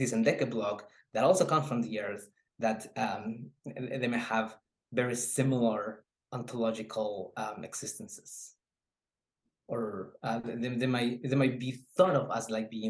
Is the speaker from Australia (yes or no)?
no; Oaxaca, Mexico; moved away; I'm originally from Oaxaca, but I live half of my life in a very same similar area as the one that I was working on